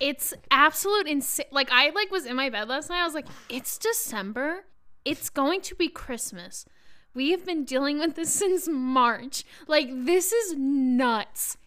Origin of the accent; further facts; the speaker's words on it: Long Island, New York, United States; I'm from Long Island